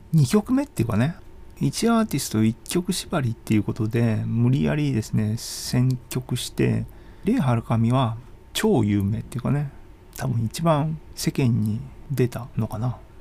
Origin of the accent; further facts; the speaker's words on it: Hiroshima, Japan; moved away as an adult; also born or lived in Sendai / Kyoto / United States / Netherlands; now in Kanazawa, Japan; 広島に約20年いて仙台に8年住んで京都は3年かで、外国抜けての日本帰ってきて、気がついたら金沢に今住んでますけども、13年経ったっていうか、広島生まれの土地の次ですよね